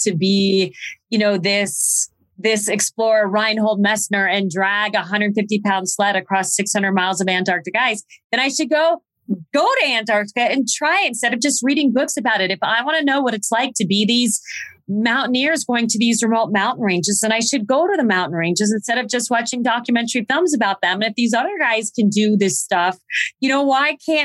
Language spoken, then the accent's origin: English; Phoenix, Arizona, United States; I was born and raised in Phoenix, Arizona